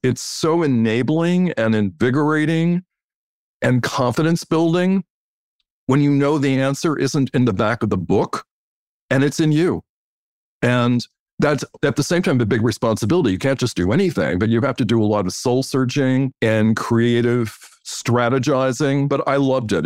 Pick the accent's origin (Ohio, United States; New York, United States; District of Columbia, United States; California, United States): District of Columbia, United States; Washington; I grew up in Washington, D, D C, which is not a fashionable place by any means